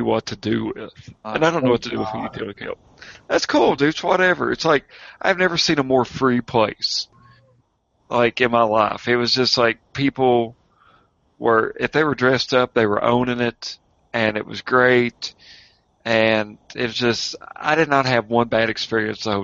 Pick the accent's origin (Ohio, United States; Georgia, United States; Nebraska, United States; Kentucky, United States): Kentucky, United States; I'm from Kentucky.